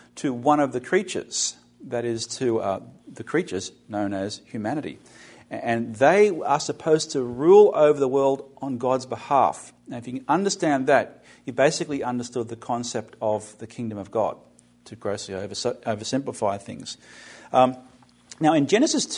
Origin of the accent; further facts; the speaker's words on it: Australia; now in United States; The word that I used growing up in Australia in the British Commonwealth is the word vice-regent.